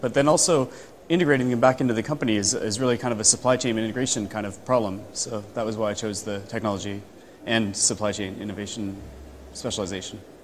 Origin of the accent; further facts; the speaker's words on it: Canada; now in London, United Kingdom; I work in London. I'm originally from Canada.